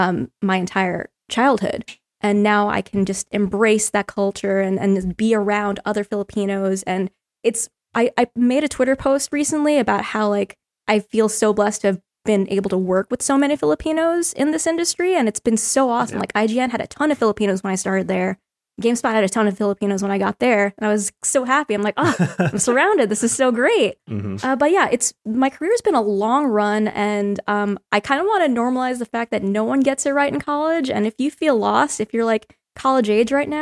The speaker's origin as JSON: {"language": "English", "region": "New York", "country": "United States", "tie": "born or raised there", "also_born_or_lived": "Long Island", "moved": "as an adult", "lives_now": "California, United States", "said": "I grew up in New York, Queens, and Long Island"}